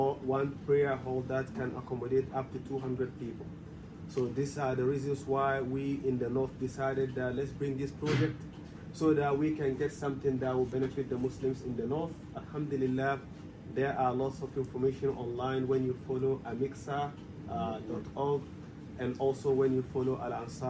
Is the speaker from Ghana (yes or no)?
yes; Ghana; moved away as an adult; also born or lived in Germany / Egypt; I'm originally from Ghana. My dad originally from Nigeria, but I was born in Ghana, raised in Ghana, studied in Ghana.